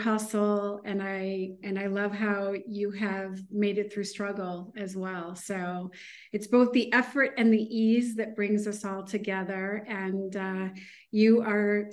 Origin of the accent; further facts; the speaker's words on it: Midwest, United States; moved away as an adult; also born or lived in Chicago / San Francisco / New York; now in Miami, United States; I am a girl from the Midwest.